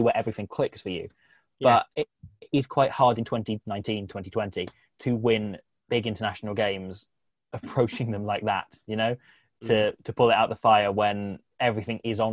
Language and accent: English; England, United Kingdom; I grew up in England, so I'm kind of with Welsh parents, but so I don't have as thick an accent as you need